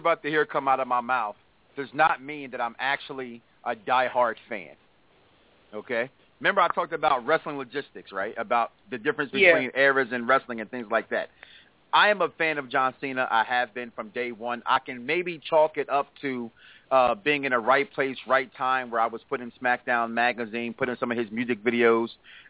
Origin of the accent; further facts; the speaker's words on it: Chicago, Illinois, United States; I grew up in Chicago